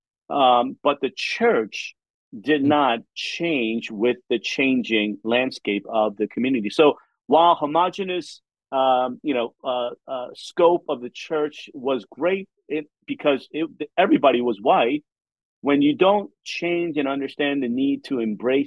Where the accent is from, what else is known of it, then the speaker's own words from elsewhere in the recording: Philadelphia, Pennsylvania, United States; also born or lived in South Korea; now in Charlotte, United States; I grew up in Philadelphia